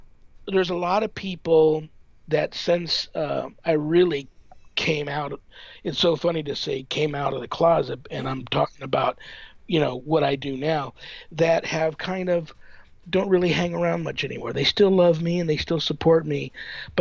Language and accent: English; Southern California, United States; moved away as an adult; now in Las Vegas, United States; I grew up in Southern California, near like a canyon